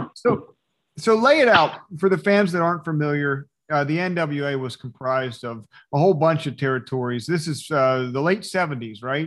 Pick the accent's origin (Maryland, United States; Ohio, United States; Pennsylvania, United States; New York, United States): Pennsylvania, United States; Philadelphia; I'm from Philadelphia